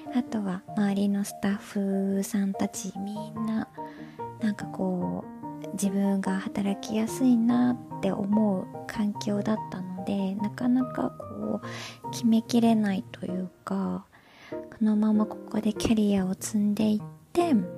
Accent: Japan; moved away as an adult; also born or lived in United States; now in Toronto, Canada; 日本で生まれ育って

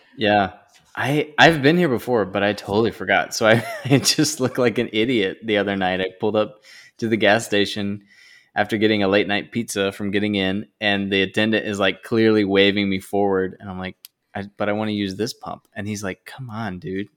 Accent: North Carolina, United States; now in New Jersey, United States; the Southeast, where I'm from

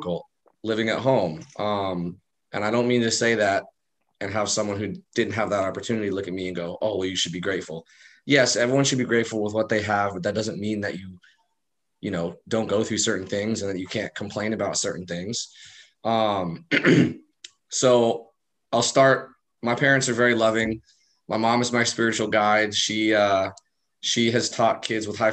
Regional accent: El Cerrito, California, United States; moved away as an adult; now in San Diego, United States; I was born and raised in El Cerrito

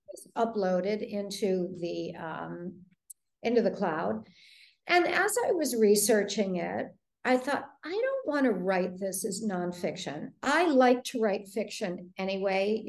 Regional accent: Detroit, Michigan, United States; moved away; I grew up in Detroit

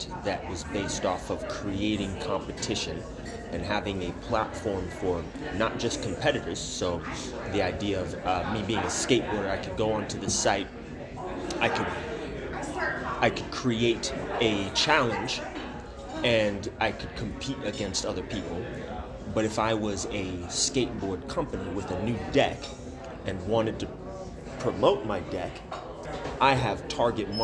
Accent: Las Vegas, Nevada, United States; moved away as an adult; also born or lived in California / South Dakota; born and raised in California. I'd grown up, let's say I grew up in Vegas.

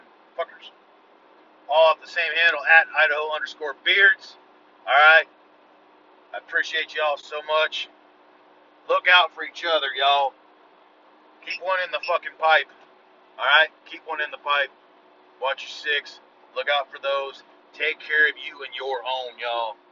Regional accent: United States

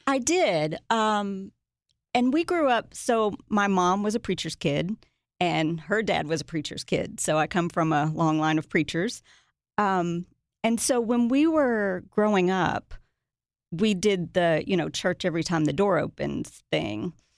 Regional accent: Watertown, Tennessee, United States; also born or lived in Nashville, Tennessee; I was raised in a tiny town called Watertown

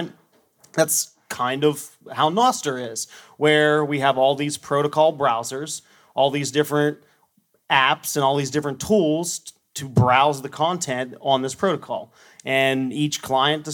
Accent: central Pennsylvania, United States; About 11 hours north of here in central Pennsylvania

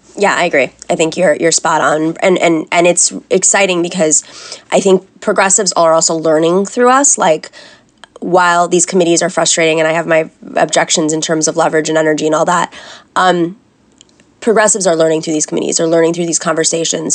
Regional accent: New York, United States; I'm a New Yorker

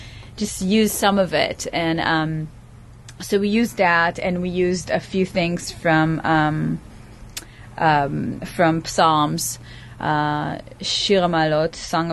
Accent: Israel; moved away as an adult; I was born and raised in Israel

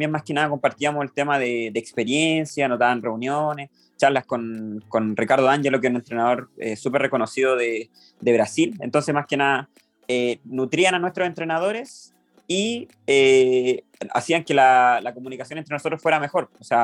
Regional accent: Santiago, Santiago Metropolitan Region, Chile; como yo, soy de Santiago

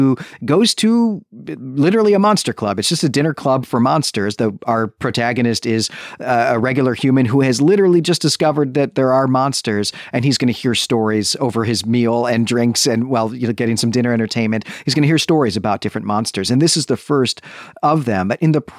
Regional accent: United States; as an American

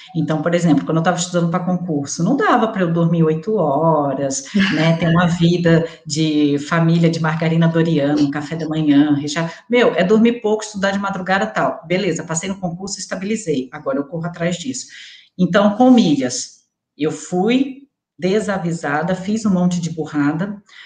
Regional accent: Resende, Rio de Janeiro, Brazil; Eu vim da roça, sabe? Eu nasci em Resende, interior do Rio de Janeiro, sabe? Eu era aquelas lá, meu pai criava boi e tal, eu sou da roça mesmo

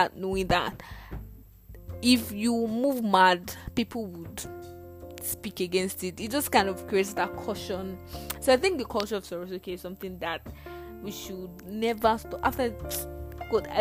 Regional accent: Nigeria; Nigeria, my country

